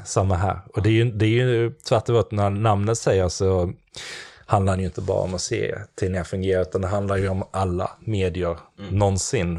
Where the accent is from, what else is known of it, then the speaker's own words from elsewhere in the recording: Klippan, Skåne, Sweden; jag kommer från Skåne där nere och um, Klippan heter det, det ligger utanför Helsingborg en bit